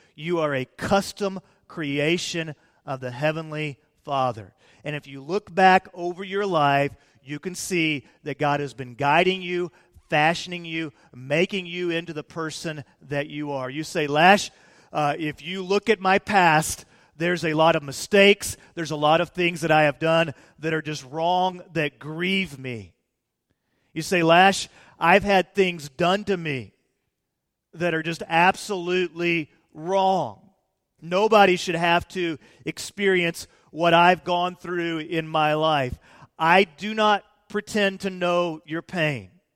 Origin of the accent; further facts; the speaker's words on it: Peoria, Illinois, United States; moved away; I was born in Peoria, Illinois, in the Methodist Hospital